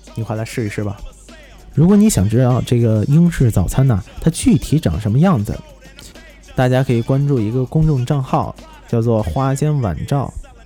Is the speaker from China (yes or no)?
yes; China; 我们中国人